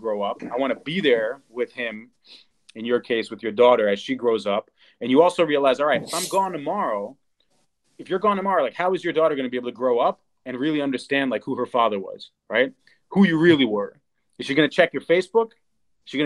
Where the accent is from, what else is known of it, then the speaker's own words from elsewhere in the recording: New York, United States; growing up in New York